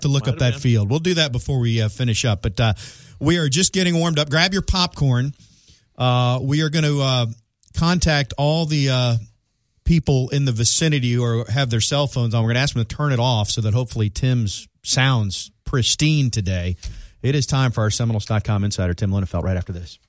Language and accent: English; Florida, United States; I'm from Florida